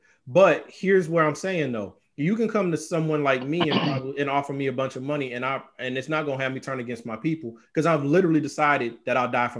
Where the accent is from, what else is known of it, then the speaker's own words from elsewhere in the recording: United States; We're American.